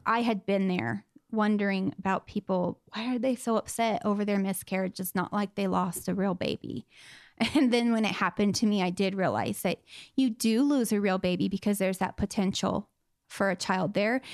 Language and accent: English; Southern California, United States; I grew up in Southern California in, um, a little desert town